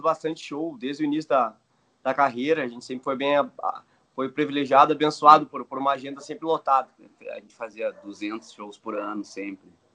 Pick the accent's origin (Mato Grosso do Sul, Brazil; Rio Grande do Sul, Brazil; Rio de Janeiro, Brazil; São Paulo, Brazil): Rio Grande do Sul, Brazil; Somos do Rio Grande do Sul, estamos longe de casa aqui